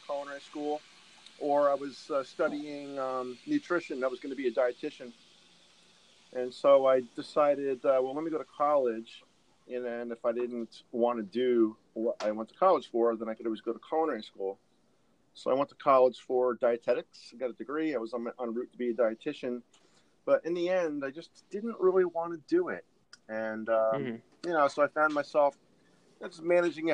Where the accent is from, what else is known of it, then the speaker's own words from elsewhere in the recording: Northern New Jersey, United States; I'm originally from New Jersey, grew up in Northern New Jersey